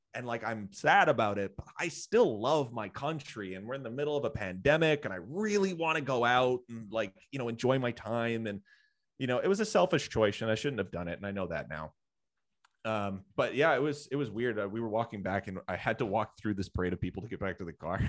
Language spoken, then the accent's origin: English; Canada; I'm a white guy, like, and I was born in Canada